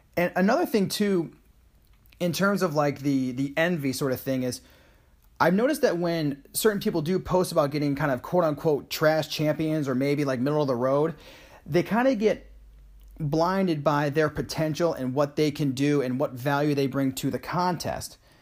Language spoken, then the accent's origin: English; Saratoga Springs, New York, United States; moved away; also born or lived in Nashville, Tennessee; my hometown of Saratoga Springs, New York